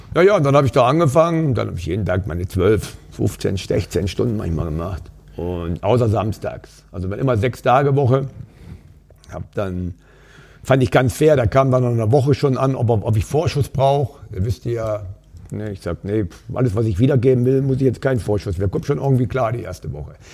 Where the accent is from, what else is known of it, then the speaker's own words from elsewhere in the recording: Upper Lusatia, Saxony, Germany; moved away as an adult; also born or lived in Weida, Thuringia; now in Duisburg, Germany; Aufgewachsen bin ich dann in Sachsen, ein Stück weit weg von Dresden noch, also an der polnisch-tschechischen Grenze im Dreiländereck in der Oberlausitz